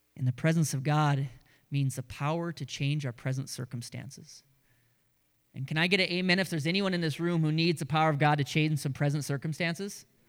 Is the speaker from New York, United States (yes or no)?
no; Grand Forks, North Dakota, United States; That was our radio station growing up in Grand Forks, North Dakota